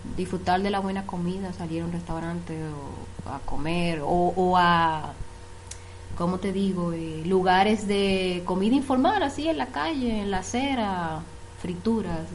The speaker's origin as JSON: {"language": "Spanish", "town": "Santo Domingo", "region": "Distrito Nacional", "country": "Dominican Republic", "also_born_or_lived": "CATIE, Costa Rica", "moved": "as an adult", "lives_now": "Turrialba, Costa Rica", "said": "Soy de Santo Domingo, República Dominicana."}